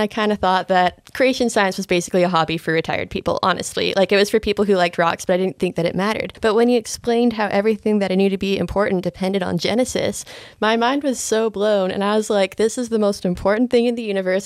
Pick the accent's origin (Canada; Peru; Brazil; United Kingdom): Canada; accent: Canadian; moved away as an adult; I grew up just homeschooling in Canada